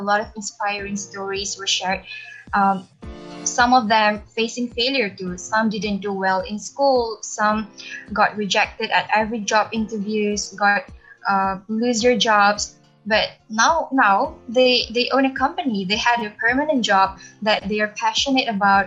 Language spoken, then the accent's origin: English; Penang, Malaysia; I'm from Penang, Malaysia